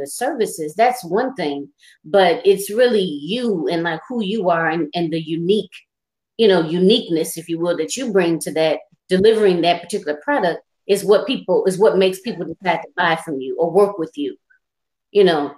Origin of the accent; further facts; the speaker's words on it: Michigan, United States; I was born and raised in Michigan